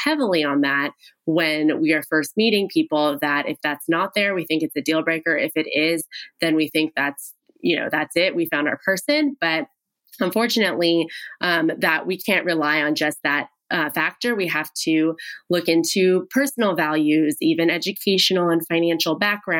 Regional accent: Pasadena, California, United States; my hometown, Pasadena

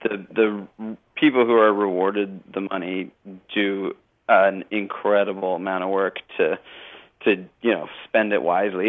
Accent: Canada; it's one of the beauties of being a Canadian that you can, you know, sort of like have support from people.

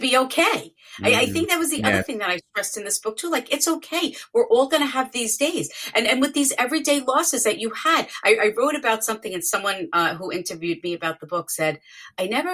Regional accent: New York, United States; I'm from New York

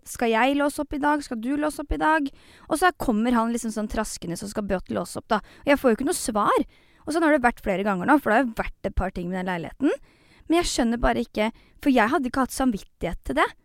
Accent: Fredrikstad, Østfold, Norway; vi i Fredrikstad

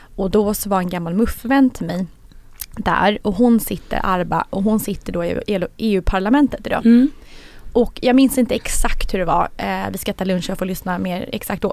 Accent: Sweden; som svensk

